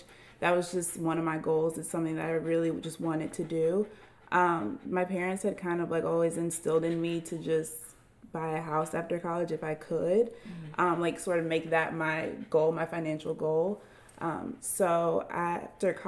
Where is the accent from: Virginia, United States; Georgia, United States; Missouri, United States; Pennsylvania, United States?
Georgia, United States; Atlanta; I am from Atlanta, Georgia.